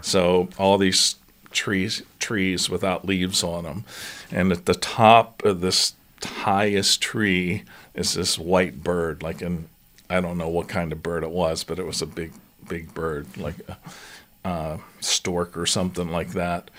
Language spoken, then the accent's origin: English; New Castle, Pennsylvania, United States; moved away as an adult; also born or lived in Colorado / Atlanta / Rochester, New York; I grew up just outside of Pittsburgh, Pennsylvania, in a town called Newcastle